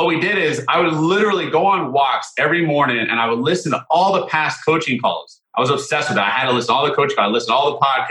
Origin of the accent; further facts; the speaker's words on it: Southern California, United States; I'm from Southern California.